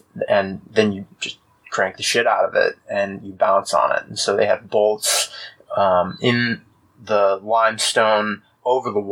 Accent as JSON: {"language": "English", "town": "Austin", "region": "Texas", "country": "United States", "tie": "born or raised there", "also_born_or_lived": "Fort Worth", "said": "I grew up in Austin"}